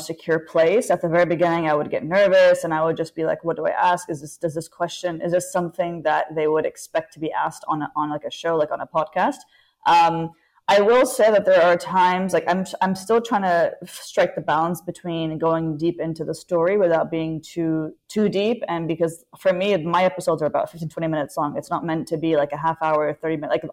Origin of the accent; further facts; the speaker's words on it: Abu Dhabi, United Arab Emirates; also born or lived in Egypt; I'm from Abu Dhabi.